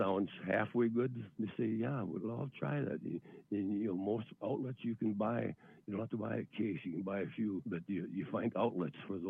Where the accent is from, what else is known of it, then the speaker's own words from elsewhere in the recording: Wisconsin, United States; I come from Wisconsin, which we're an agricultural state and primary and tourist state